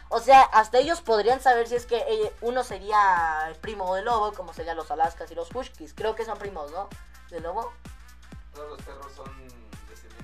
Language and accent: Spanish; Mexico; somos los mexicanos somos muy arquitectos desde tiempos viejitos